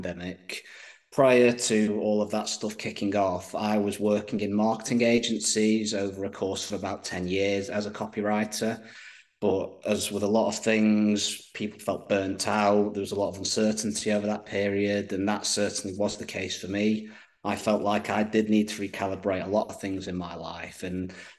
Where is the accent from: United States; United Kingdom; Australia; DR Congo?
United Kingdom; being British myself